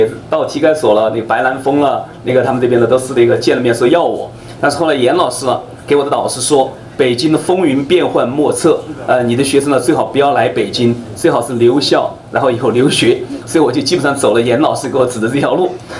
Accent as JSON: {"language": "Chinese", "country": "China", "moved": "yes", "lives_now": "United States", "said": "呃，因为你们知道我从呃中国过来了，呃，我不会带很多的书，因为书都是很重的。"}